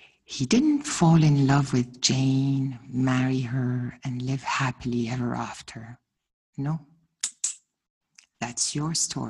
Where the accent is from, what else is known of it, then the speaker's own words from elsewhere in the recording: Ghana; I'm from Ghana